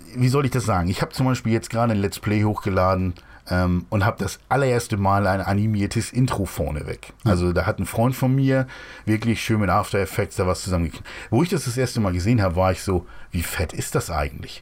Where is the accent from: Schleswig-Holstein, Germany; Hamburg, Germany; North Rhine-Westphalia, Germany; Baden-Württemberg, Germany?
Hamburg, Germany; Ich komme ja eigentlich aus Hamburg